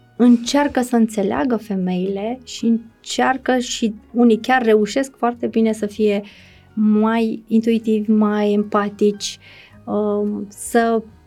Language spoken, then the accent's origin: Romanian; Romania